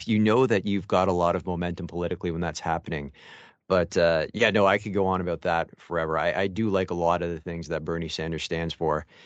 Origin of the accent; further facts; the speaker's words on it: Mississauga, Ontario, Canada; also born or lived in Etobicoke, Toronto; now in Toronto, Canada; I live there right now, and I'm from Mississauga, basically Dixie Lakeshore